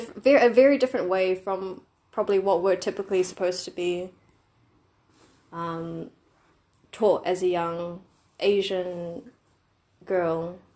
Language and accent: English; New Zealand; born or raised there; accent: Kiwi